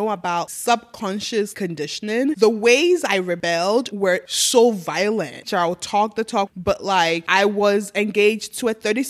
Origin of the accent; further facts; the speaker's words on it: Ghana; moved away; also born or lived in Nigeria; I grew up in Africa.